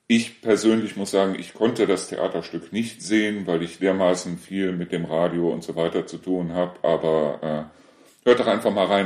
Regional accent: Neuss, North Rhine-Westphalia, Germany; now in Deißel, Germany; Nee, aber äh, ich komme ja ursprünglich aus Neuss und aus Neuss sind wir ja weggezogen, weil mein Sohn verstorben ist.

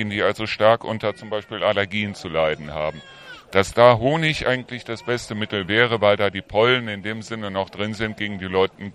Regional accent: Neuss, North Rhine-Westphalia, Germany; Also ich komme selber aus Neuss

